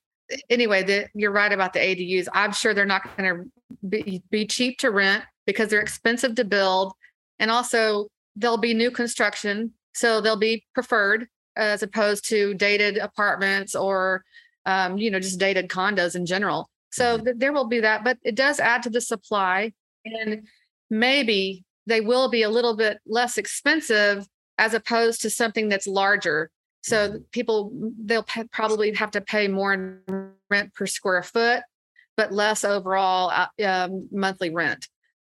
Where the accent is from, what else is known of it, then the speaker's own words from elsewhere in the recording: Austin, Texas, United States; I also really, really love Austin. It's my hometown. It's the only place I've ever lived.